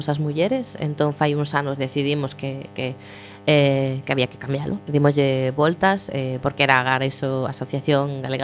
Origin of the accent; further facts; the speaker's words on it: Galicia, Spain; porque somos galegos e galegas, hai, non todos, pero estamos en Galicia